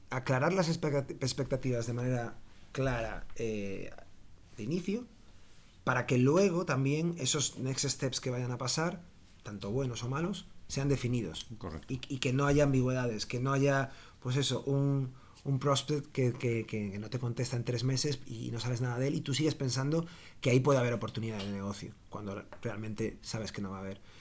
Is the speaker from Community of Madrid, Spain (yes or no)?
no; Galicia, Spain; moved away as an adult; also born or lived in Dublin, Ireland; now in Barcelona, Spain; soy gallego